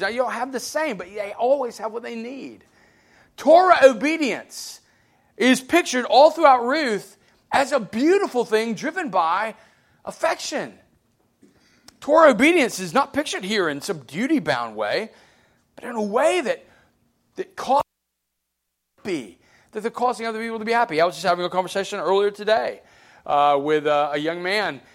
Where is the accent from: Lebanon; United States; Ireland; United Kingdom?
United States; Alabama; I grew up in Alabama.